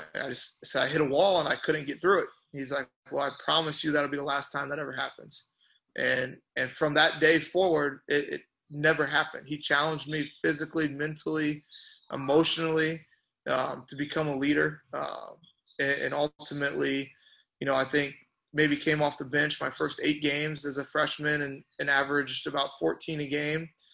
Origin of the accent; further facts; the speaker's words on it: Washington, Illinois, United States; moved away as an adult; I grew up out just outside of Washington